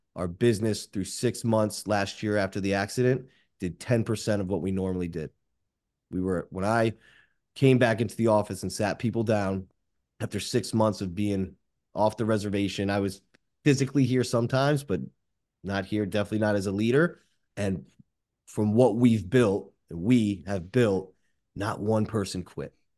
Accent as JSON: {"language": "English", "town": "Boca Raton", "region": "Florida", "country": "United States", "said": "a five eight Jewish guy from Boca Raton"}